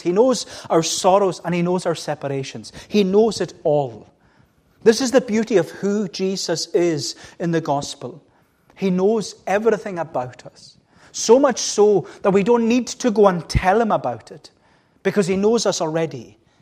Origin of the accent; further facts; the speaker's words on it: Melbost, Scotland, United Kingdom; I was brought up in Melbourst, and we always had cows